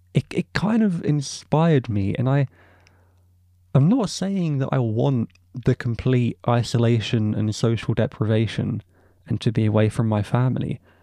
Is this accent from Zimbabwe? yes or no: no; England, United Kingdom; I, as an English man